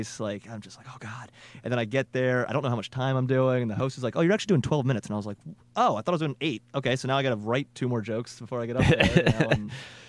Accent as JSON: {"language": "English", "town": "Hagerstown", "region": "Maryland", "country": "United States", "tie": "born or raised there", "said": "my hometown of Hagerstown, Maryland"}